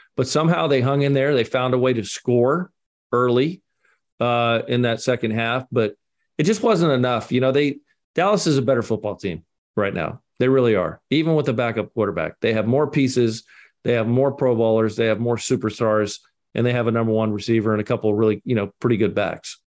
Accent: Scotland, United Kingdom; I'm the Scotsman

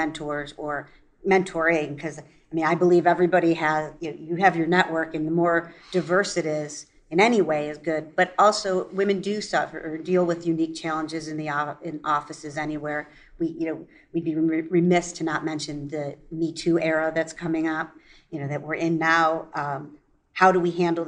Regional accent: United States; as an American woman going in and dealing with a very male-dominated leadership team in Europe

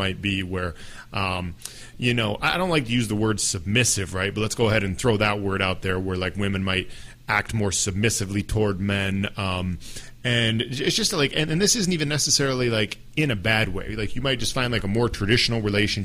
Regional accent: United States; an American man

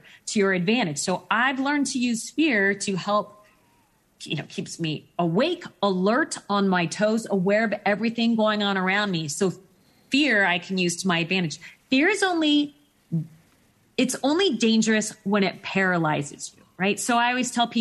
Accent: Phoenix, Arizona, United States; I grew up in Phoenix, Arizona

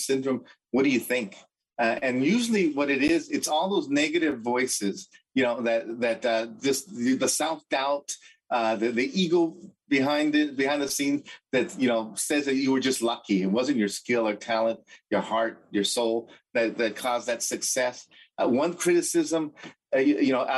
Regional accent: Los Angeles, California, United States; I was born and raised in East LA, the oldest of five children

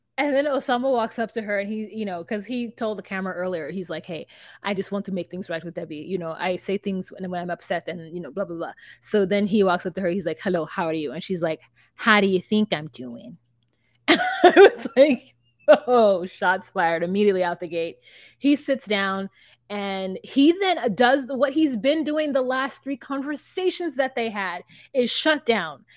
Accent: United States; a American who's watched enough ninety Day Fiance

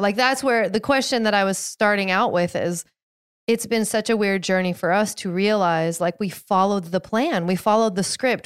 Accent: outside of Seattle, Washington, United States; I grew up outside of Seattle, outside of the Seattle area

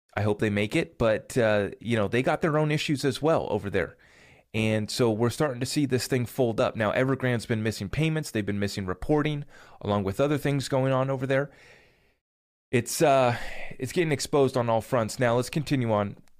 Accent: United States; as an American here

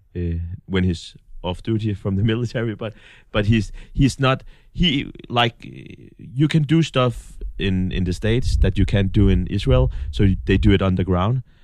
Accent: North Denmark Region, Denmark; moved away; we have, um, a big factory in, in my hometown, Martin. That's the guys who make all the lights

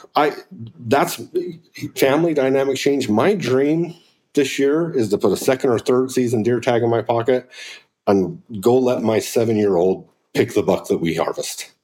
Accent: Pavant, Utah, United States; I grew up on the Pavant in Utah

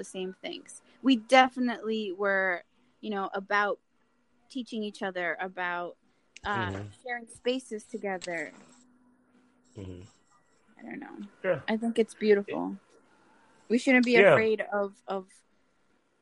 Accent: Colombia; born or raised there

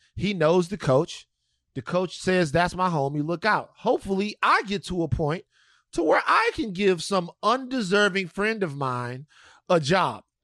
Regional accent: Louisiana, United States; my home state of Louisiana

